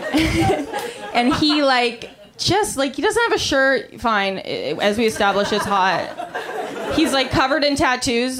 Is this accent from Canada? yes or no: yes; Canada; I'm Canadian